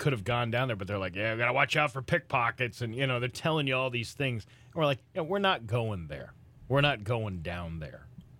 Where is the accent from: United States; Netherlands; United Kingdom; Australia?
United States; Boston, Massachusetts; born or raised there